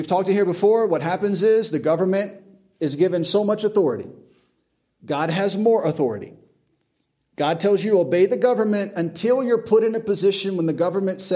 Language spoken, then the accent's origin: English; United States; I am an American